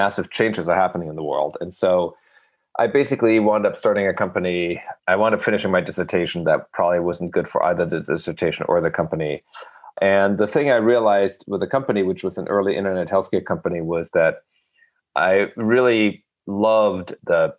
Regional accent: Germany; also born or lived in Rochester, Minnesota; now in New York, United States; I was born in Germany and I grew up there and I'm now a dual citizen and I've lived actually longer in the US than I've lived in Germany.

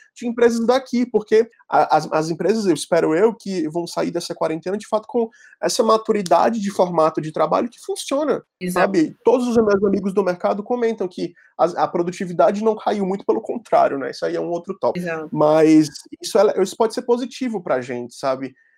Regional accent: Fortaleza, Ceará, Brazil; accent: cearense; moved away as an adult; now in São Paulo, Brazil; sou de Fortaleza.

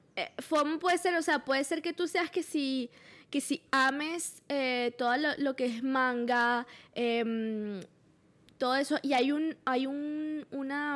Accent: Valencia, Carabobo, Venezuela; yo soy de Valencia

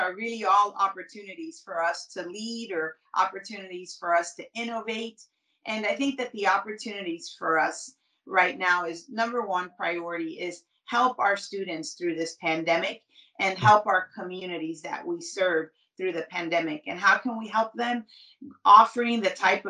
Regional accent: Hialeah, Florida, United States; growing up in Hialeah, you really get it's this city of progress

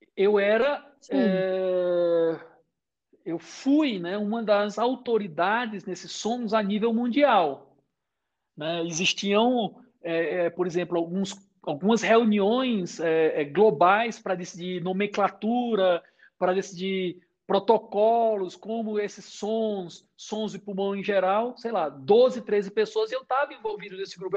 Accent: Brazil; moved away as an adult; also born or lived in Boston, United States; sou brasileiro

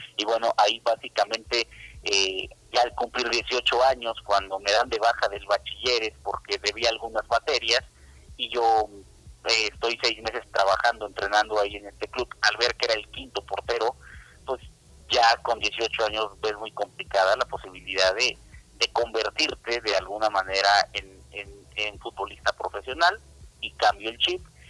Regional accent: Cuernavaca, Morelos, Mexico; moved away as an adult; now in Mexico City, Mexico; yo soy de Cuernavaca, Morelos, entonces tuve que venirme hace 11 años a la Ciudad de México, desde entonces radico aquí

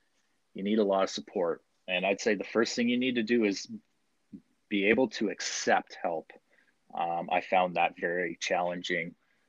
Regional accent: London, Ontario, Canada; now in Ottawa, Canada; I was born and raised in London, joined the army, and through the army, I became a combat engineer

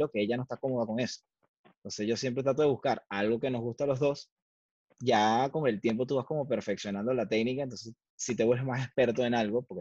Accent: Valencia, Carabobo, Venezuela; moved away; yo soy de Valencia

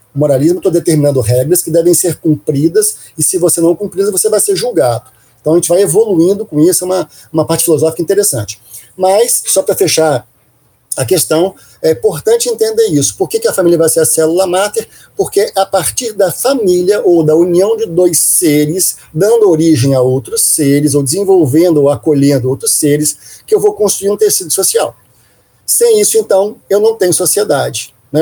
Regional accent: Minas Gerais, Brazil; eu sou de origem de Minas Gerais, eu sou mineiro

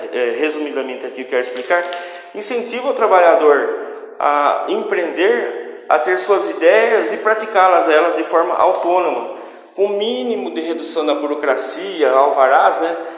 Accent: Brazil; como brasileiros

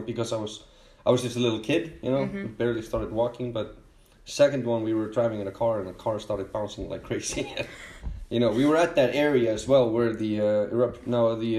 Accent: Reykjavik, Capital Region, Iceland; I come from Reykjavik, Iceland

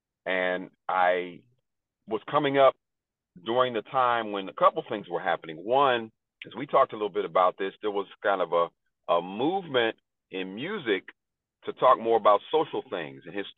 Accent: Pittsburgh, Pennsylvania, United States; I'm born and raised in Pittsburgh.

